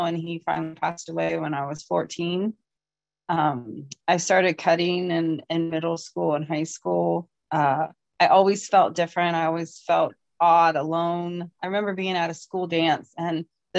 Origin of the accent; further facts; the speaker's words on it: Ohio, United States; I am from Ohio.